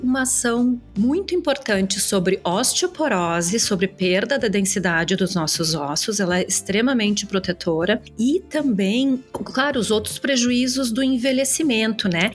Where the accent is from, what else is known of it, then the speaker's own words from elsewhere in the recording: Caxias do Sul, Rio Grande do Sul, Brazil; moved away as an adult; now in Melbourne Beach, United States; Eu sou de Caxias do Sul, na Serra Gaúcha, mas há seis anos eu me mudei